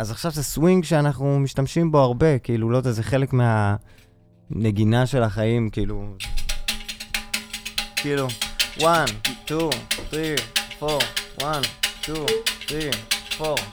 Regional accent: Rehovot, Central District, Israel; also born or lived in Jerusalem; צמחתי, אחי, גם ברחובות וגם בירושלים.

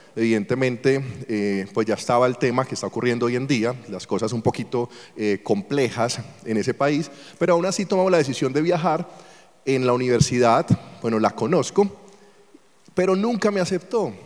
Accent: Colombia; moved away; also born or lived in Venezuela; Yo soy colombiano

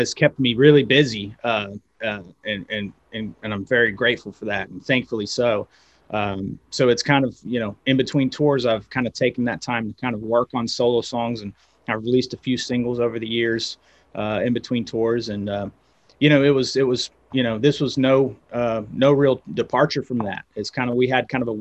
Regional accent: West Virginia, United States; moved away as an adult; also born or lived in Los Angeles, United States; now in Knoxville, United States; I moved from West Virginia, I moved to Knoxville, went to school at University of Tennessee

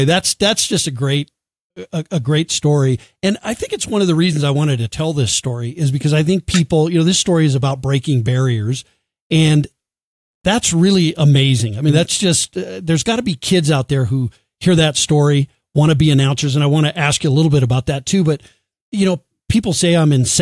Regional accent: Colorado Springs, Colorado, United States; It's in my hometown. I'm broadcasting this. I live in Colorado Springs.

